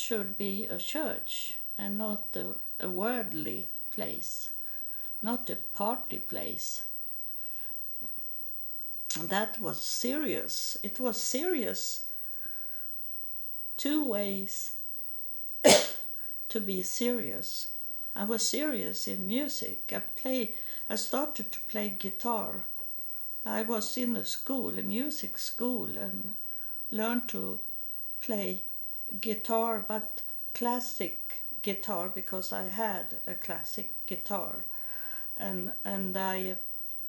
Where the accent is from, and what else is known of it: Sweden; English is a second language